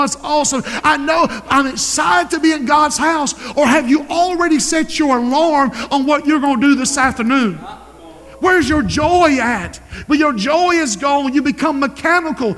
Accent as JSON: {"language": "English", "town": "Society Hill", "region": "South Carolina", "country": "United States", "said": "I'm from Society Hill"}